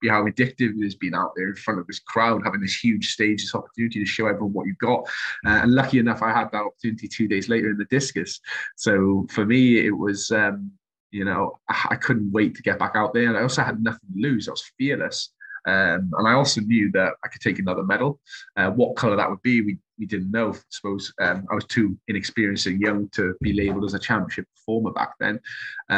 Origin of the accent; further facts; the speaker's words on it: Welsh, Wales, United Kingdom; being Welsh